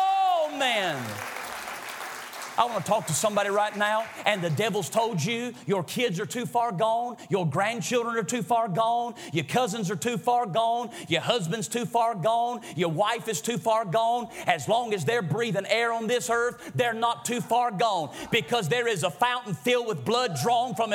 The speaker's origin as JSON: {"language": "English", "town": "Greensboro", "country": "United States", "said": "I'm from Greensboro"}